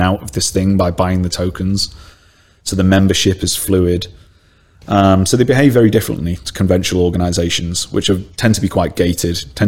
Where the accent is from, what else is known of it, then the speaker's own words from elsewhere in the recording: Stoke-on-Trent, West Midlands, United Kingdom; I'm from Stoke-on-Trent, yeah. I'm a Stokey.